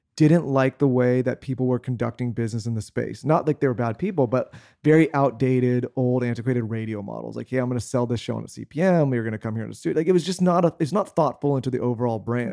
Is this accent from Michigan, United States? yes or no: no; San Diego, California, United States; moved away as an adult; also born or lived in Los Angeles; we grew up in San Diego